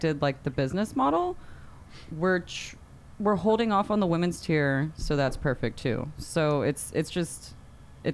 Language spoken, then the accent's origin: English; Texas, United States; I'm from Texas.